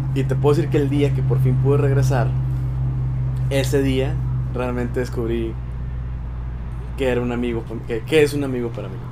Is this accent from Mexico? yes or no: yes; Monterrey, Nuevo León, Mexico; soy de Monterrey